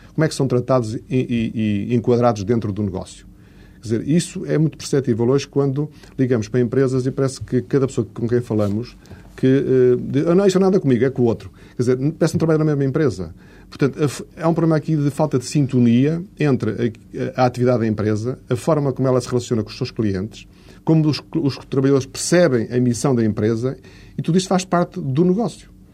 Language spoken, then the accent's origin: Portuguese; Portugal; como português